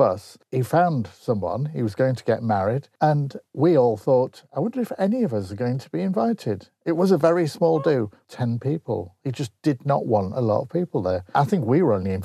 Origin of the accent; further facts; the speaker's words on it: Grimsby, Yorkshire and the Humber, United Kingdom; I'm from Grimsby